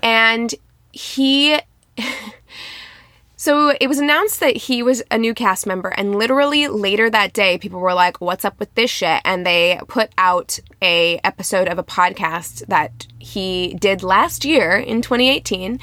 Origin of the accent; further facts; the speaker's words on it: Midwest, United States; I'm from the Midwest